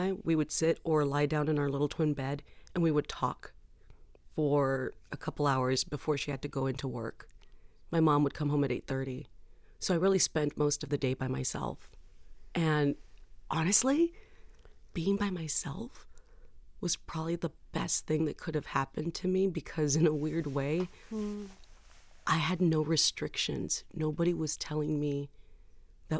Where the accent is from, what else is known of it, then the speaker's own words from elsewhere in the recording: San Juan, Texas, United States; moved away; I was born in Texas, my entire life has been made to make me feel like I don't belong here